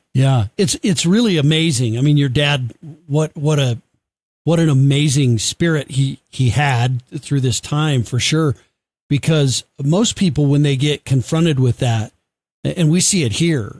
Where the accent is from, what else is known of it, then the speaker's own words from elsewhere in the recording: United States; I was born in America, have lived here my whole life